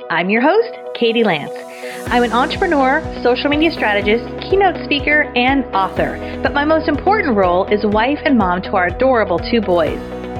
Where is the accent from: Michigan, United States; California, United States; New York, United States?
California, United States; Now, we're both from California, as a lot of you know